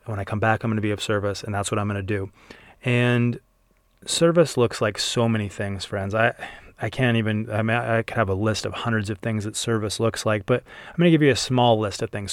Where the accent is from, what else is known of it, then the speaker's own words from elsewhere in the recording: Utah, United States; growing up in Utah